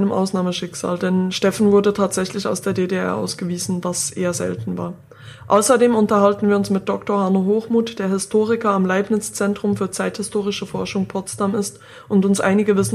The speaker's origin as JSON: {"language": "German", "country": "Switzerland", "moved": "yes", "lives_now": "Germany", "said": "ich bin vor drei Jahren aus der Schweiz nach Deutschland gezogen"}